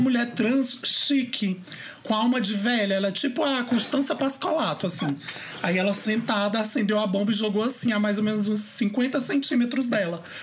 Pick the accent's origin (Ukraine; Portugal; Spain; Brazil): Brazil; Teresina, Piauí; moved away as an adult; now in Brasília, Brazil; eu vim de uma cidade que não era grande, mas não era tão grande assim, de Teresina